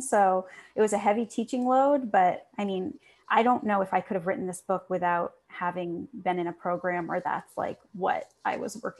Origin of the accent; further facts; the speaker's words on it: Maine, United States; also born or lived in New York; now in Los Angeles, United States; No, I'm from Maine.